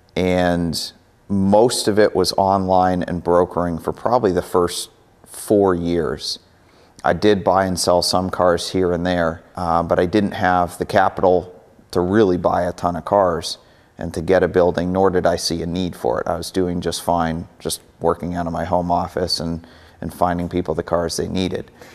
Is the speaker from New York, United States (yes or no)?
no; Maine, United States; moved away as an adult; now in Cleveland, United States; I grew up in Maine. Lived there for 18 years, moved out to Cleveland for college